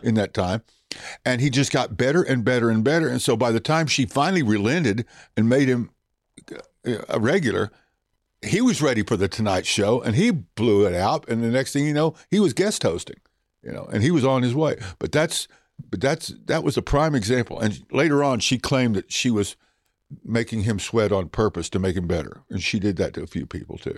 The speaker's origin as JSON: {"language": "English", "region": "Oklahoma", "country": "United States", "accent": "Southern", "moved": "yes", "said": "I'm from Oklahoma."}